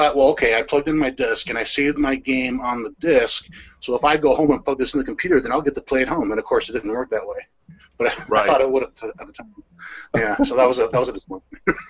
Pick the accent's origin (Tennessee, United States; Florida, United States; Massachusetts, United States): Florida, United States; Fort Lauderdale; moved away as an adult; now in Buffalo, United States; I was born in Buffalo. Interestingly, I guess is the way to put it. I was 2 years old, and my father was laid off from the steel job. As is the way it goes. And so my mother's parents were already in South Florida, which is where I ended up growing up.